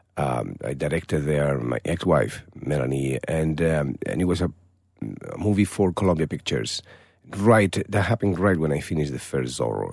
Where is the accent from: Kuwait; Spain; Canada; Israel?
Spain; Málaga, Andalusia; English is a second language; moved away; my hometown, in Malaga.